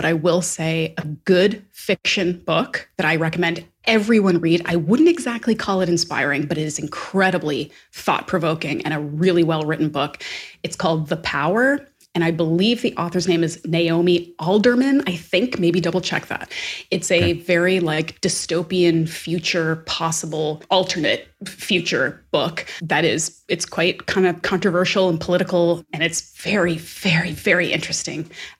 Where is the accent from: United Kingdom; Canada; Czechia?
Canada; Atlantic Canada; And I grew up on the East Coast of Canada and everybody's name was like McIsaac or McDonald, like very Scottish and Irish names.